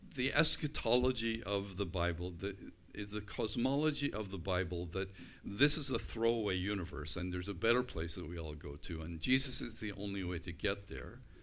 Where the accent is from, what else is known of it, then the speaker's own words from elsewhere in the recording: United Kingdom; I'm British